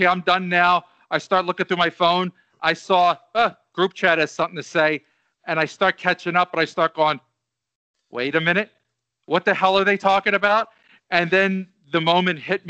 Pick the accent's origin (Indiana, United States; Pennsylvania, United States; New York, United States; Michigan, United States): Pennsylvania, United States; Springfield; I'm from Springfield